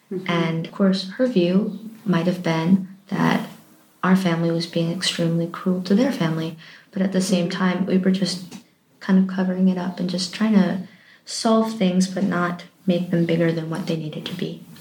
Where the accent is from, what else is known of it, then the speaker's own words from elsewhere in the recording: Michigan, United States; also born or lived in Pennsylvania / Montana; I was born in Pennsylvania, United States, and just moved across kept going west. With I pretty much grew up in Michigan, and then I moved to Montana